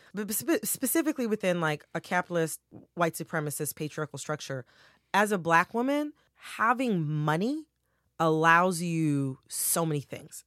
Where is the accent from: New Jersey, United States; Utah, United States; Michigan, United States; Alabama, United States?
Michigan, United States; Farmington Hills; I'm from Farmington Hills, Michigan